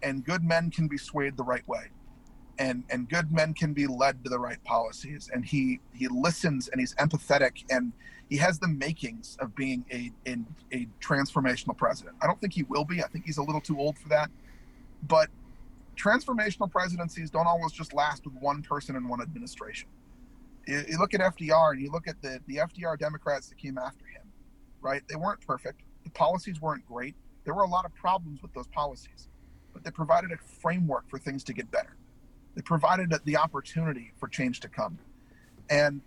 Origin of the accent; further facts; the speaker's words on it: United States; also born or lived in Minnesota / Braintree, Massachusetts (ancestry); as long as I'm living and breathing, I'm an American